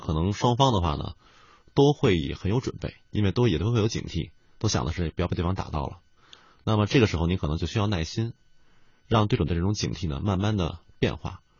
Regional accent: Beijing, China; 我是北京人

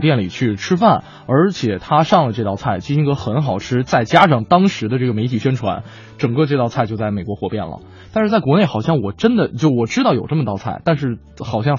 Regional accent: Liaoning, China; 我我老家是辽宁的，我在辽宁的街上看到了烤冷面

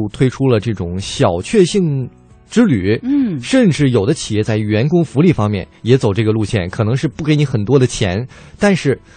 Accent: China; 我们大陆人

